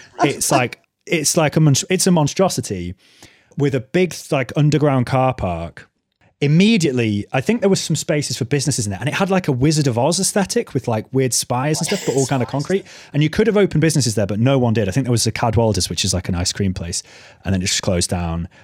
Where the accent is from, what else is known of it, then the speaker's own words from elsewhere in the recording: North Wales, United Kingdom; where I grew up in North Wales